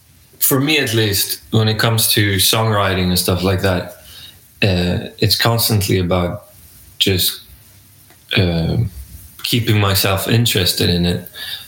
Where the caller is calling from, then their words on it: Gothenburg, Västra Götaland, Sweden; I'm joining you from Gothenburg, Sweden.